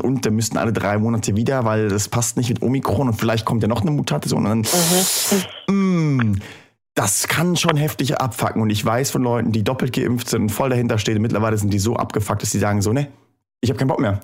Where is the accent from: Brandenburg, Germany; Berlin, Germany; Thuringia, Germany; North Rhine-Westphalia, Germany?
Thuringia, Germany; moved away; in meiner Heimatstadt in Thüringen. Ähm, ich war Jahre nachdem ich weggezogen bin nochmal da.